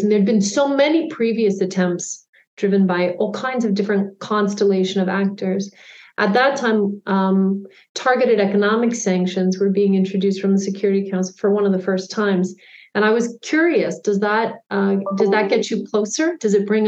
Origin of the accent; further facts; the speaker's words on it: Canada; also born or lived in United Kingdom / Zimbabwe; I'm Canadian